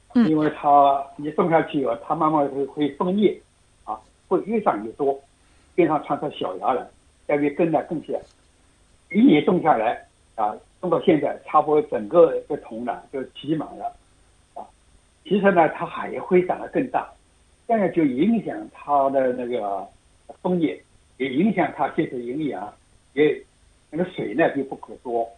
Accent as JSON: {"language": "Chinese", "region": "Shanghai", "country": "China", "moved": "yes", "lives_now": "Australia", "said": "我们上海人就叫焦白嘛"}